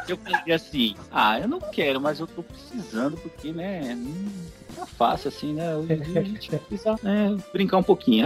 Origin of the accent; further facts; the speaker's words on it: São Paulo, Brazil; eu sou de São Paulo